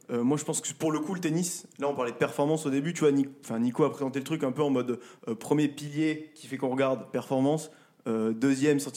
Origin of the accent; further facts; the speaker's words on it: France; c'est peut-être aussi qu'on est français